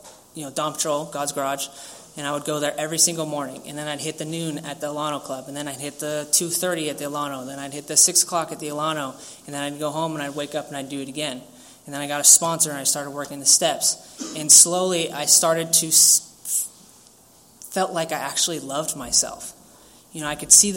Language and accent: English; San Diego, California, United States; I grew up here in Pacific Beach, San Diego